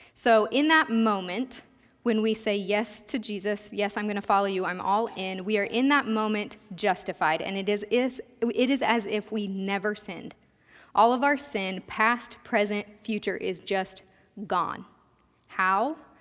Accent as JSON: {"language": "English", "town": "Sterling", "country": "United States", "tie": "born or raised there", "also_born_or_lived": "K-State", "said": "I consider Sterling my hometown. My family moved here when I was starting fifth grade"}